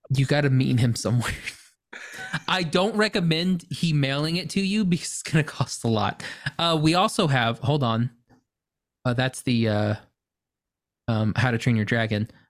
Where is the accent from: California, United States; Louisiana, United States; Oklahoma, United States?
Oklahoma, United States; I'm from Oklahoma